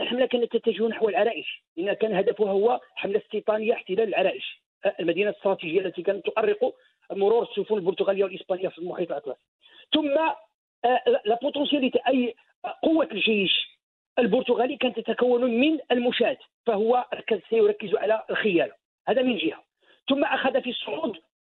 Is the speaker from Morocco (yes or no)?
yes; Morocco; علينا كمغاربه